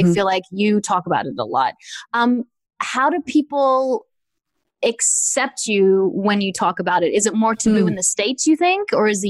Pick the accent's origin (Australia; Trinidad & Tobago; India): Australia; I'm from Australia, where sex is just, and nudity is just not a thing.